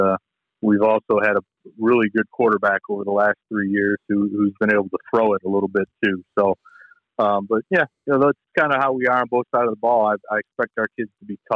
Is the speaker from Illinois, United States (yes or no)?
no; Michigan, United States; I grew up here in Michigan, so I've been a Lions fan my whole life